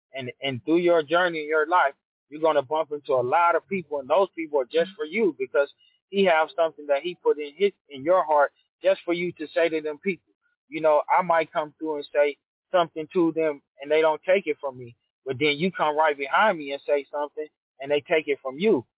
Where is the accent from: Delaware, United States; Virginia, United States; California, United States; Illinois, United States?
California, United States; Los Angeles; also born or lived in Ontario, California; I grew up South Central